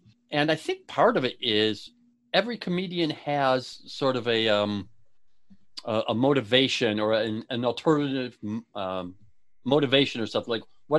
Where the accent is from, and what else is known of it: Buffalo, New York, United States; born or raised there